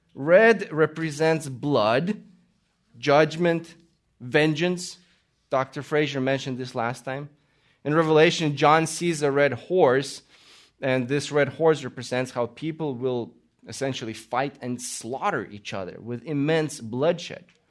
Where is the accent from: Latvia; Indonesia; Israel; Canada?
Latvia; also born or lived in Austria / Italy; now in United States; I was born in Latvia. We immigrated to America